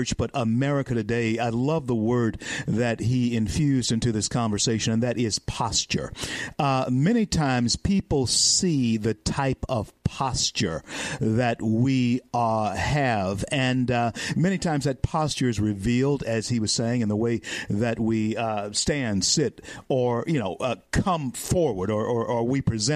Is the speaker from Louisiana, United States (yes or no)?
yes; Shreveport, Louisiana, United States; my hometown of Shreveport, Louisiana